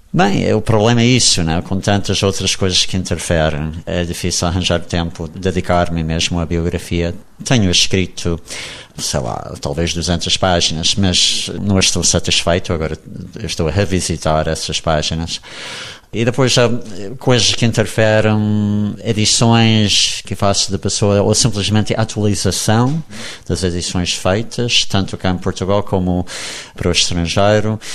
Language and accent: Portuguese; United States; accent: American; first language English; Portuguese is a second language; moved away; also born or lived in Brazil; eu a viver na Inglaterra não ia perder o meu sotaque americano